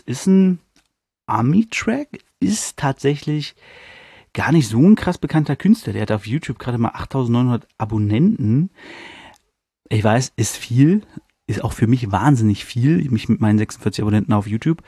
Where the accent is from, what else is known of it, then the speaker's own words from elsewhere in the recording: Hanover, Lower Saxony, Germany; als Hannoveraner